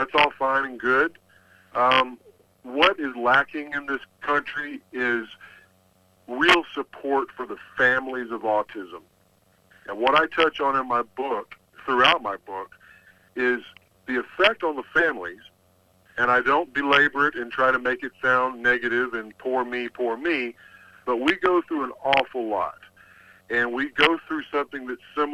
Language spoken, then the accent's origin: English; Texas, United States; I'm from Texas